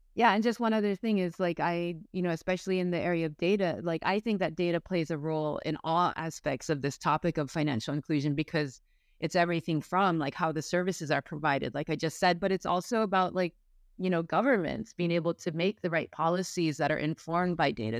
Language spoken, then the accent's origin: English; San Francisco, California, United States; I was born and raised in San Francisco